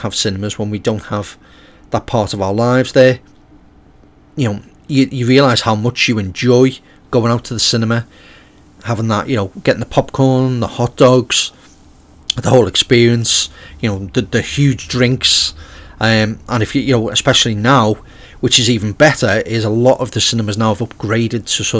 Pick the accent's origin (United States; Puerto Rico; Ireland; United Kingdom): United Kingdom; being British myself